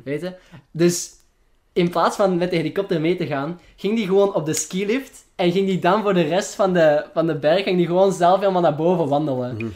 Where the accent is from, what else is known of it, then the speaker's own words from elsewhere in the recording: Flanders, Belgium; accent: Flemish; mijn Vlaams accent